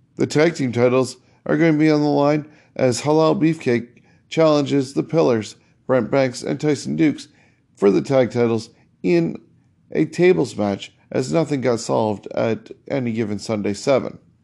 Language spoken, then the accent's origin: English; Canada; As a Canadian